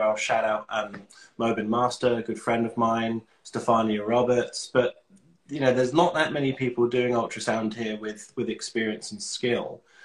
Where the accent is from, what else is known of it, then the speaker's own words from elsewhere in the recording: London, United Kingdom; moved away as an adult; also born or lived in Manchester; now in Australia; I'm from London. Uh, I moved to Australia in 2015